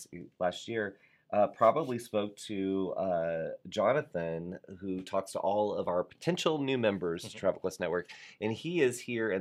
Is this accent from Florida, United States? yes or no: yes; Florida, United States; you and I are from Florida